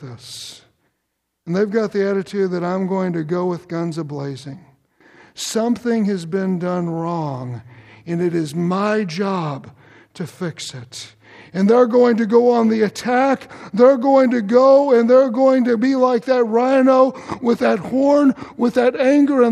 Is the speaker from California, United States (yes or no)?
no; Louisville, Kentucky, United States; also born or lived in Shepherdsville, Kentucky; I grew up in Kentucky, and most of my growing up years were in Louisville.